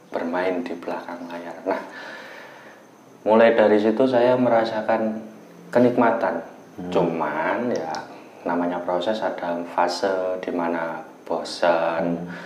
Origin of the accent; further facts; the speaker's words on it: Blitar, East Java, Indonesia; now in Surabaya, Indonesia; Saya asli dari Jawa Timur, kelahiran Blitar dan sekarang sudah punya anak istri di Surabaya.